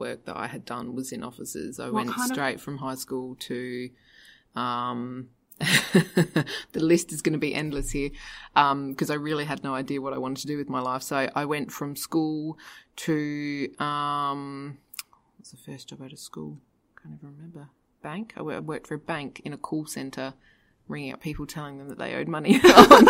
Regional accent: Adelaide, South Australia, Australia; also born or lived in United Kingdom; when I was eight, mum and dad decided to come out to Australia, and I grew up in Adelaide from then on

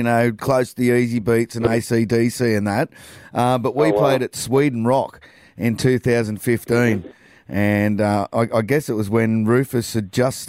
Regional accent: Australia; I'm as an Australian fan

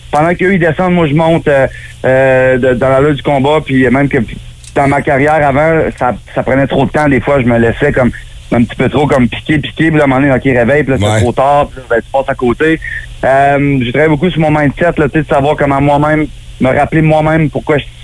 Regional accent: Gatineau, Quebec, Canada; also born or lived in Mont-Tremblant; now in Florida, United States; J'ai toujours été un gars nomade, tu sais, je me suis promené, je suis parti de Gatineau, je suis allé à Québec, j'ai habité au Mont-Tremblant.

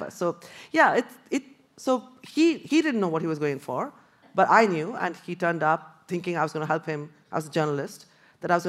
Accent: Kolkata, West Bengal, India; I came from Calcutta, really buzzing, full of greenery.

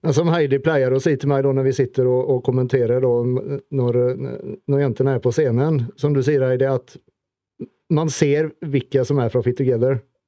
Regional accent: Sweden; moved away; Vi svensker

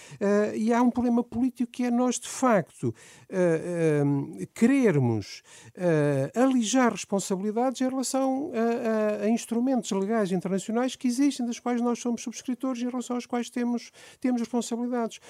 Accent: Aveiro, Aveiro District, Portugal; eu sou de Aveiro, de uma zona rural do Conselho de Aveiro, sou filho de agricultores

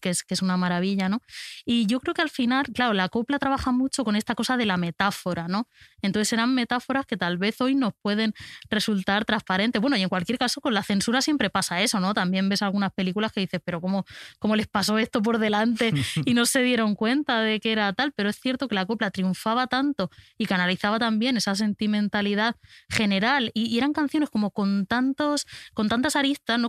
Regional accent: Albacete, Castilla-La Mancha, Spain; como persona de Albacete

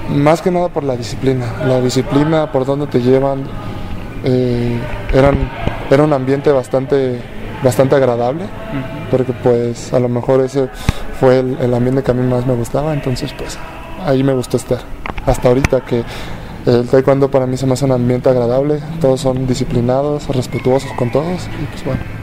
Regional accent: Mexico

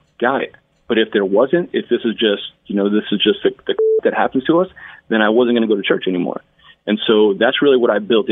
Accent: Northern New Jersey, United States; I was Irish Catholic growing up in Northern New Jersey.

